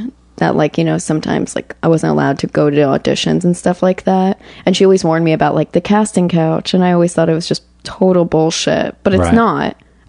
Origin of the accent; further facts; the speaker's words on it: Aventura, Florida, United States; I grew up in Aventura, which is like a very, very small...